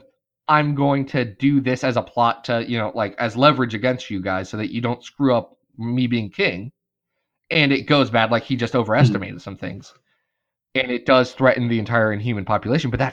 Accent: United States; accent: American; me and my dirty American accent

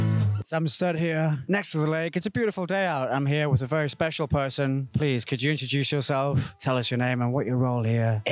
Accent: United Kingdom; as a British guy. I'm a little bit of an outsider here

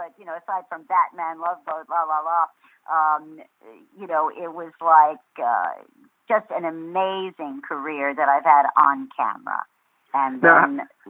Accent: New York, United States; I was born in New York, and as I like to say, I was born in a trunk.

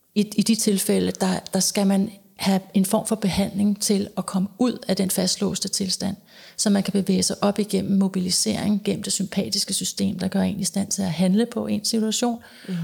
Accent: Denmark; moved away as an adult; also born or lived in United States; det har jeg været dels hjemme i Danmark, og så har jeg været det i USA

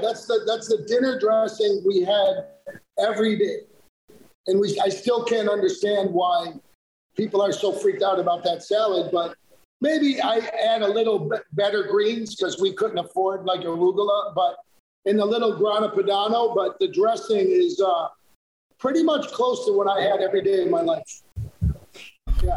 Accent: United States; also born or lived in New Jersey / Western New York / Naples, Italy; now in Atlanta, United States; I grew up a little in Jersey and a little in Western New York

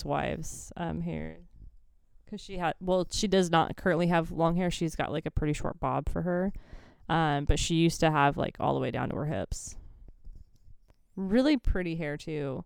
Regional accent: Lewiston, Idaho, United States; That's my hometown right there

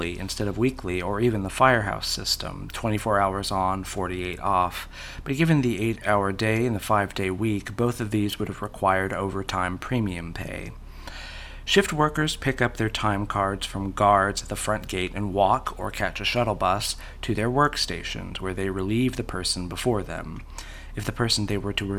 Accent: Oklahoma, United States; I'm not from the UK. I'm from Oklahoma

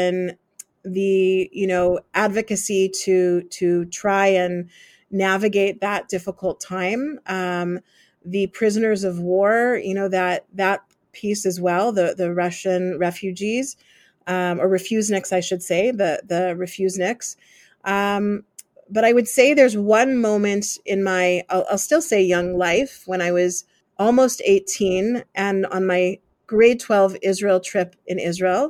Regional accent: Winnipeg, Manitoba, Canada; I was born in Winnipeg. I grew up in Winnipeg.

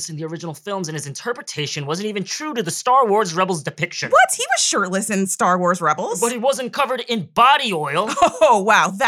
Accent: San Marino, California, United States; What do you mean? I'm from San Marino. You're expecting Long Duk Dong? You must not know any Asian people.

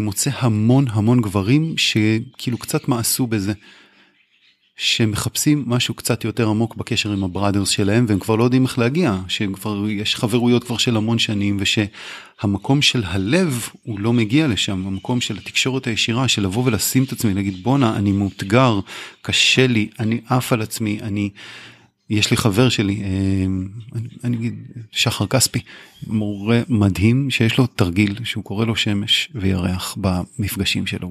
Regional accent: Kfar Tavor, Northern District, Israel; also born or lived in Haifa; אני גדלתי בחיפה והגעתי בגיל שש לכפר תבור

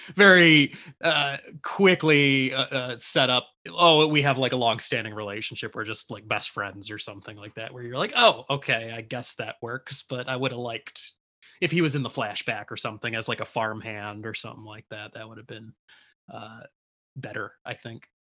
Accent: Detroit, Michigan, United States; we're just repping hometown, a hometown

